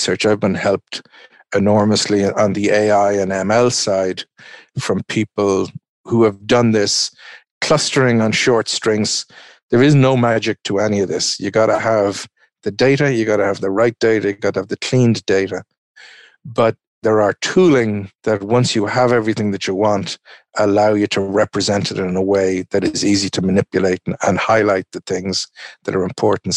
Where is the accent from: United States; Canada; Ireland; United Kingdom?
Ireland; I'm an Irishman